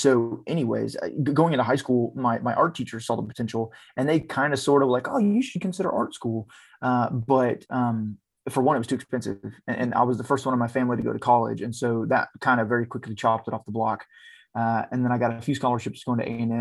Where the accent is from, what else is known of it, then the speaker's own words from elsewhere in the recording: Texas, United States; I grew up around that in Texas.